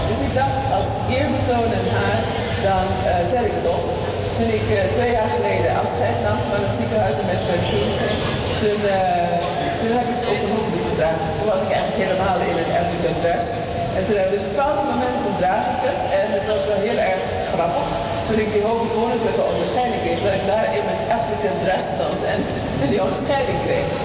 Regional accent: Suriname; Maar ik ben een Surinaamse. Dus ik ben wel eerst gaan vragen of een bocht.

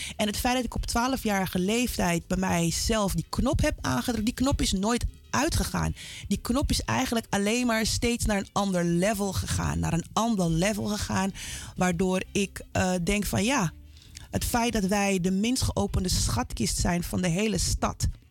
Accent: Amsterdam, North Holland, Netherlands; mijn hele zijn is Zuidoost

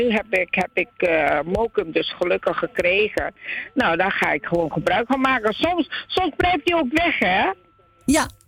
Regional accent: Heemskerk, North Holland, Netherlands; ik kom uit Heemskerk en niet van Amsterdam.

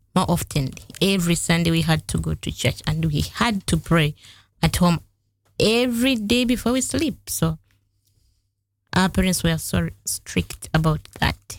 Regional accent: Masaka district, Central Region, Uganda; moved away as an adult; now in Netherlands; I'm from Uganda. I was born in a family of three kids

